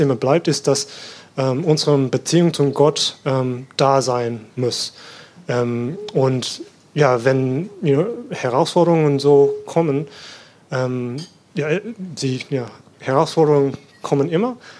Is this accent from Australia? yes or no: yes; Sydney, New South Wales, Australia; German is a second language; moved away as an adult; now in Germany; ich komme aus Australien und bin in Sydney äh, geboren und aufgewachsen